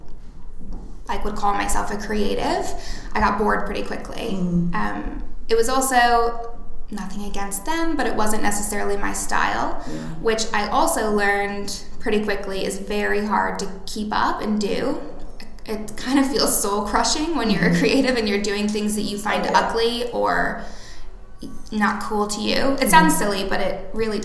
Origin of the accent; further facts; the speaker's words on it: Montana, United States; also born or lived in North Idaho; now in Greenwich, Connecticut, United States; I am actually from Montana in a small town and also North Idaho. Kind of spent half and half growing up.